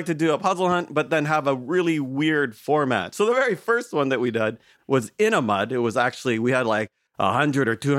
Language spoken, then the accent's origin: English; Toronto, Ontario, Canada; I'm from Canada in Toronto.